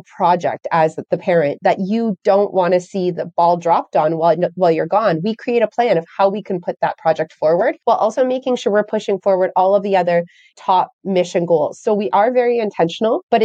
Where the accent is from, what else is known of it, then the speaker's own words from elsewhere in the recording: Canada; I'm from Canada